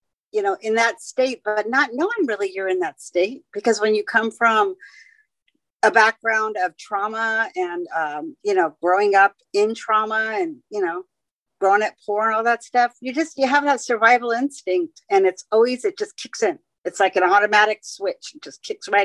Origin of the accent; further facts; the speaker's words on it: San Francisco, California, United States; moved away; also born or lived in Hawaii; I was born and raised in San Francisco